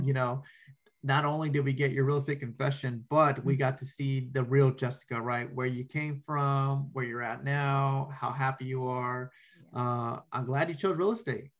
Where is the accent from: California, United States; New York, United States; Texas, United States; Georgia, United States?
California, United States; Rialto; I actually grew up in that area.